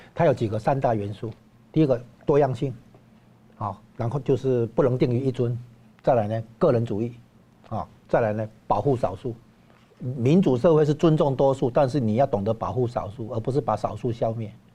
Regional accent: Taiwan; 对我们台湾这边来讲

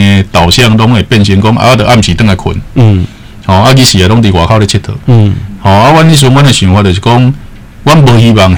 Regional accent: Taiwan; 其实有些文化的东西，应该是我们台湾人自己来做会比较到底

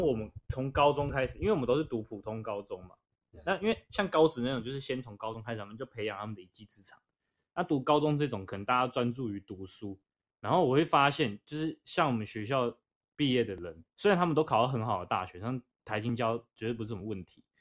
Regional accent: Taiwan; 但我们台湾人不会这样想

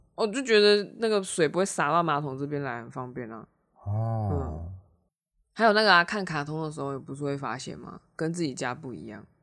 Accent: Taiwan; 我们台湾人

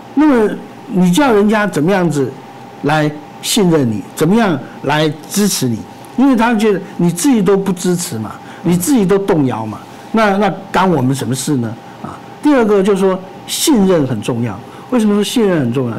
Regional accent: Taiwan; 我们自己作为一个台湾人

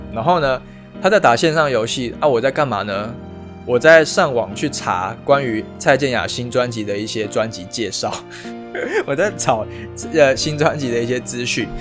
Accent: Taipei, Taiwan; 我本身是台北人，那所以如果能够在北部当兵，当然是最好的，因为离家很近

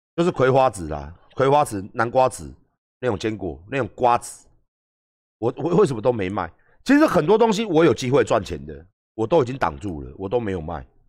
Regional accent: Taiwan; 我是台湾人

